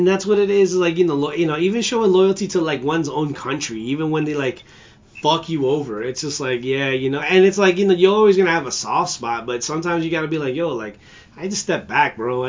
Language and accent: English; United States; I'm an American. I'm a proud American